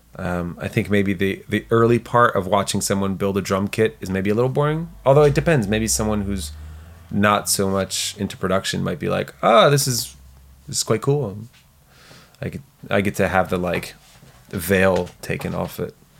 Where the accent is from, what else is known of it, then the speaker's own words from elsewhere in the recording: south of France, France; moved away; we grew up in the South of France